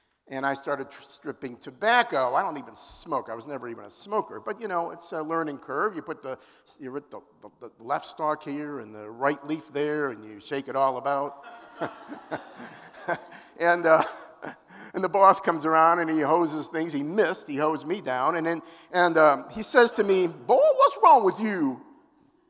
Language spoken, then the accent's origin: English; Cleveland Heights, Ohio, United States; also born or lived in Centerville, Ohio; I grew up in the Jewish capital of Ohio, which, if you didn't know, you do now. It's called Cleveland Heights.